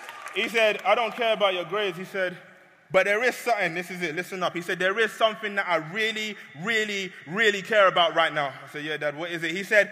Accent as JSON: {"language": "English", "country": "Nigeria", "said": "Now, side note, I'm Nigerian."}